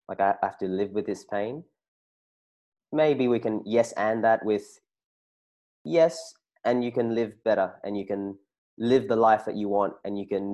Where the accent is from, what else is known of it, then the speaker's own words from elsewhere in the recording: Sydney, New South Wales, Australia; I'm from Sydney